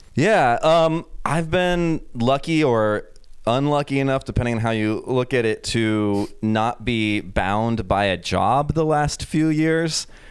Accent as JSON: {"language": "English", "country": "United States", "also_born_or_lived": "New York", "moved": "as an adult", "lives_now": "Berlin, Germany", "said": "being an American"}